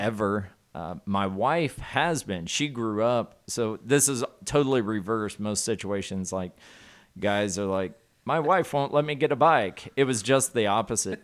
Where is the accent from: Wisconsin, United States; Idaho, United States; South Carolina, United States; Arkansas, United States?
Arkansas, United States; Southwest; I grew up in Southwest Arkansas. Very rural area of the, of the country there